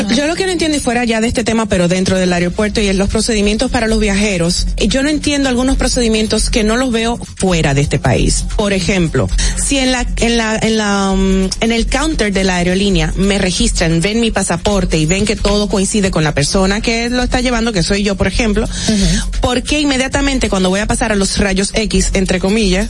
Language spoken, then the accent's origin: Spanish; Dominican Republic; nosotros como dominicanos